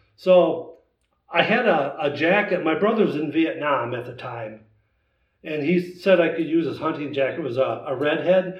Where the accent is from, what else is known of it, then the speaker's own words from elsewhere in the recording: Wisconsin, United States; now in Indiana, United States; I'm from Wisconsin originally